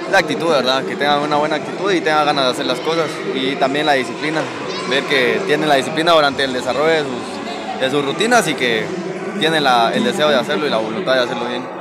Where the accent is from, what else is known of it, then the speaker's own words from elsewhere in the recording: Huehuetenango, Guatemala; soy de acá de Huehuetenango, ex atleta de gimnasia.